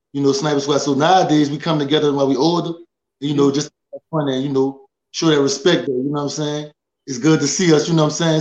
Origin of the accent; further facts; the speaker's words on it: New Orleans, Louisiana, United States; I'm from the Magnolia Projects